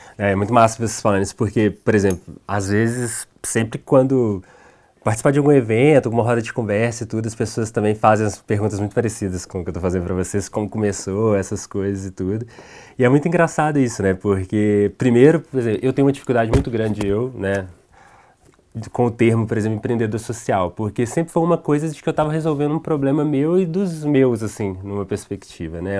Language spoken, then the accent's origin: Portuguese; Minas Gerais, Brazil; sou mineiro